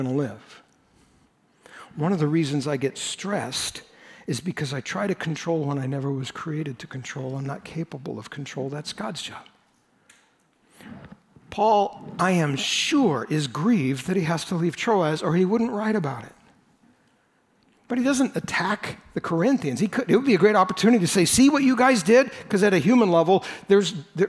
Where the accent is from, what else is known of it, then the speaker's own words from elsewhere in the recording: United States; I was born in the United States